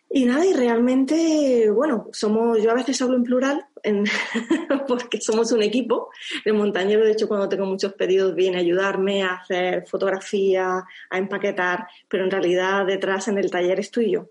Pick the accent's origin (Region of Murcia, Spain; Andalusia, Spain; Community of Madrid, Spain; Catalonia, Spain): Andalusia, Spain; also born or lived in France; soy andaluza